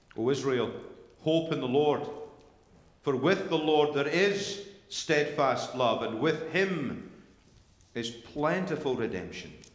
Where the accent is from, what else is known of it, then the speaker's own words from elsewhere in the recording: Scotland, United Kingdom; when I was growing up in Sunday school and in, in, in, in, church in Scotland